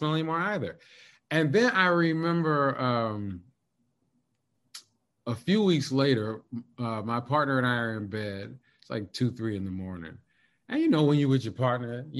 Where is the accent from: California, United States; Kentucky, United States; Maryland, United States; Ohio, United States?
Kentucky, United States; I grew up in Kentucky